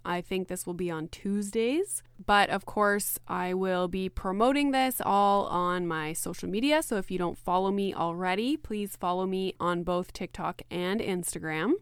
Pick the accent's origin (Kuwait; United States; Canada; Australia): Canada; also born or lived in Greater Toronto Area; I am Canadian.